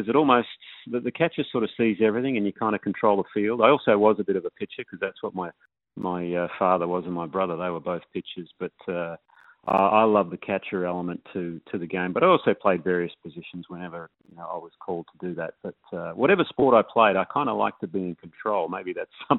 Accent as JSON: {"language": "English", "town": "Perth", "region": "Western Australia", "country": "Australia", "tie": "born or raised there", "said": "I grew up in Morley. So I'm a northern suburbs boy."}